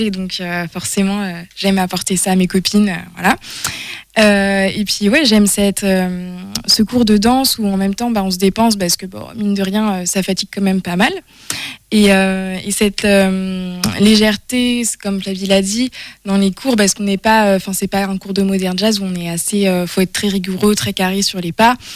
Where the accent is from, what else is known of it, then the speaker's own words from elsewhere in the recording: Angers, Pays de la Loire, France; je suis d'Angers, moi